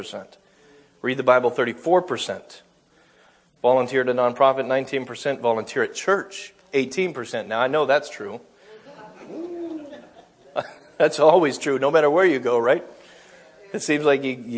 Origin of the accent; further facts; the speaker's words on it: United States; 73% of us Americans, quote unquote, identify as Christian